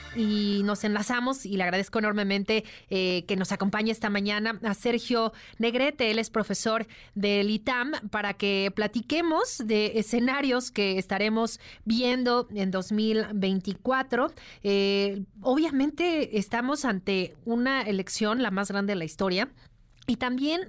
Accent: Mexico; como mexicanos

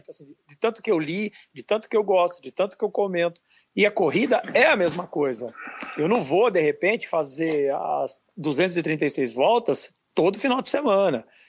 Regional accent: Brazil; nosso dialeto aqui é, de Brasil

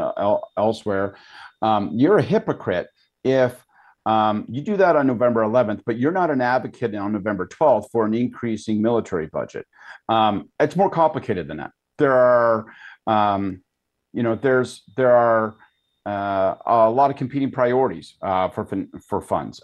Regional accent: Canada; as a Canadian

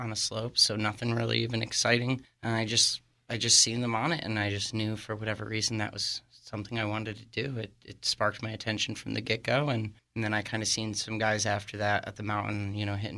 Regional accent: Waymart, Pennsylvania, United States; moved away as an adult; I'm actually originally from Waymart, born and raised, and lived here for about 23 years

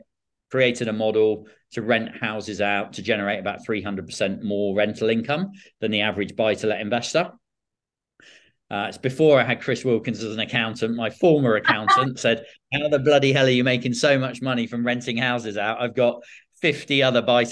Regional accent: Bournemouth, South West England, United Kingdom; also born or lived in South Africa; Born and raised in Bournemouth

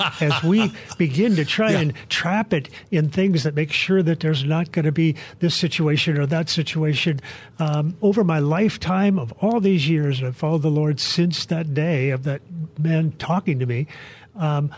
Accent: Palos Verdes, California, United States; our well-to-do neighborhood in Palos Verdes

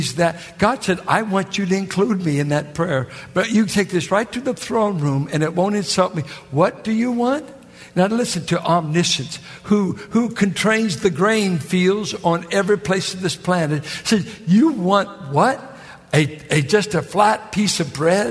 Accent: Richmond, California, United States; people that I grew up with in Richmond, that was in the projects and in the war effort

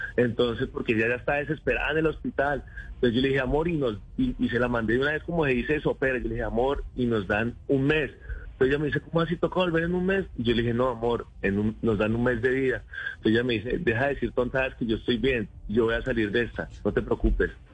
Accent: Rivera, Huila, Colombia; also born or lived in Neiva; nosotros somos de Neiva, yo soy de Rivera, municipio verde de Colombia

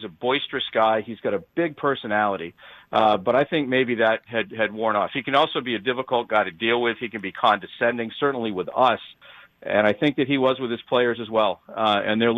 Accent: New Hampshire, United States; I'm from New Hampshire

